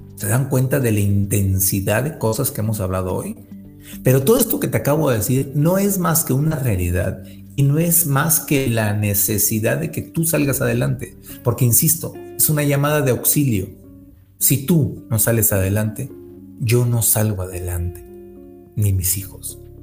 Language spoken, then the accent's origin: Spanish; Monterrey, Nuevo León, Mexico; yo también soy de Monterrey